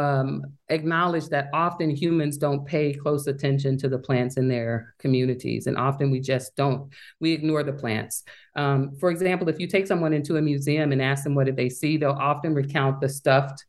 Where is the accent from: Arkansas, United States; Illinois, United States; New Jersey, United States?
Arkansas, United States; Little Rock; moved away as an adult; also born or lived in Michigan; now in Grinnell, United States; I grew up in Little Rock, Arkansas